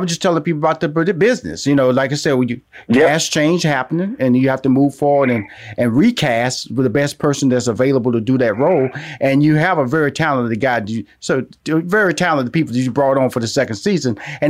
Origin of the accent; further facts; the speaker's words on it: Houston, Texas, United States; within Houston, Texas, a community that I was born in, a community that I pride myself. I tell people I'm from Fifth Ward all the time.